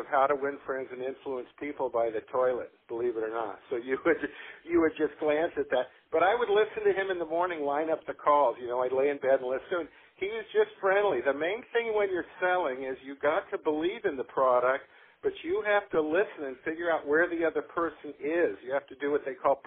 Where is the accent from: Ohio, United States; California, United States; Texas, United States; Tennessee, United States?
California, United States; Palos Verdes; I grew up in Palos Verdes